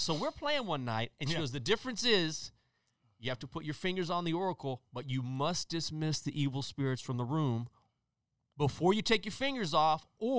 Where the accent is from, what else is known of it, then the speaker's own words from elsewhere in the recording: Breckenridge, Texas, United States; my hometown, Breckenridge, Texas, in 1982